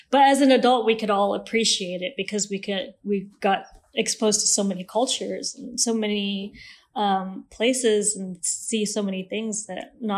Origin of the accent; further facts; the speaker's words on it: Malaysia; also born or lived in Switzerland; I was born in Switzerland, and my family, and due to my dad's job, we moved around every 3 or 4 years. So I'm Malaysian, but I don't have an accent.